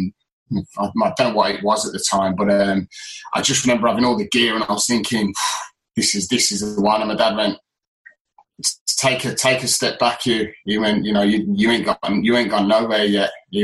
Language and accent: English; Halifax, Yorkshire and the Humber, United Kingdom; accent: northern; also born or lived in Solihull / Birmingham; obviously I was born in Solihull, but I lived in Halifax for a while dad was at Halifax. So when I did come to Birmingham, I mean, I proper had the sort of northern accent